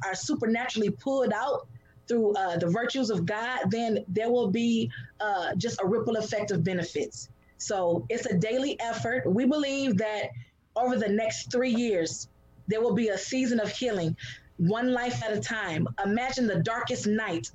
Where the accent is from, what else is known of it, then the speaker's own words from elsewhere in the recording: Detroit, Michigan, United States; I was born and raised in Detroit.